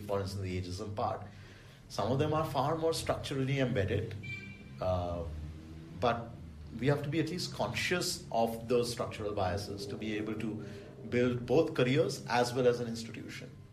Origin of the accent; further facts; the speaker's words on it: Delhi, India; I grew up in Delhi